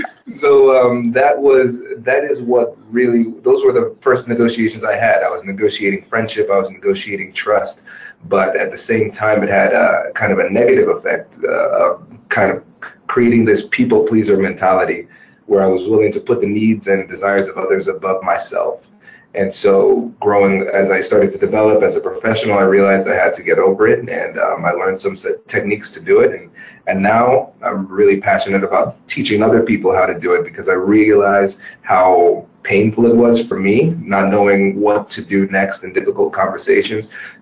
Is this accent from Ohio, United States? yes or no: yes; Tiffin, Ohio, United States; accent: Caribbean; so I'm a first generation Caribbean American. Uh-huh. And so what made growing up in Tiffin, Ohio so interesting was that I was pretty much the only black person to be seen